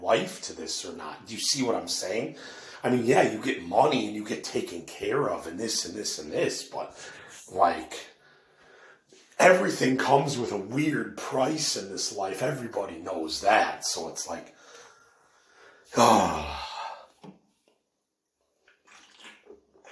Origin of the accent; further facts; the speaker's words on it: Elmhurst, Illinois, United States; I know where the Mason Lodge is in Elmhurst, where the Freemasons meet